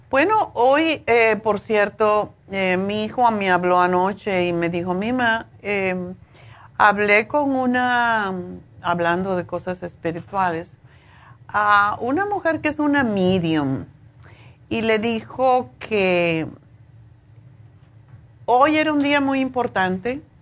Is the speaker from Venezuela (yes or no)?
no; Cuba; moved away as an adult; also born or lived in Spain; cuando yo me fui de Cuba tenía un apartamento lujosísimo, eh, frente al malecón, en el piso décimo